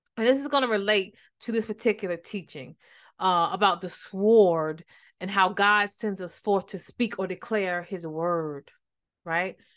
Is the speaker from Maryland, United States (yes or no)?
yes; Maryland, United States; I'm from Maryland